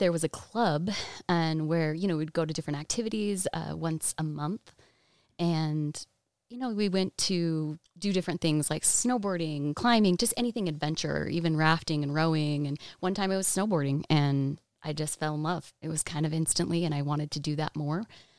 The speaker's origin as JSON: {"language": "English", "town": "Framingham", "region": "Massachusetts", "country": "United States", "tie": "born there", "said": "Well, I was born in Massachusetts, Framingham. Lived there for about 7 years."}